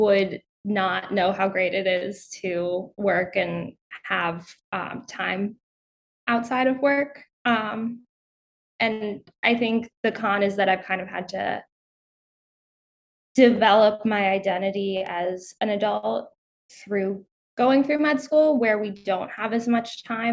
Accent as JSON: {"language": "English", "town": "Charlottesville", "region": "Virginia", "country": "United States", "tie": "born or raised there", "said": "I grew up outside of Charlottesville, Virginia, in the middle of nowhere, so kind of near the Blue Ridge Mountains."}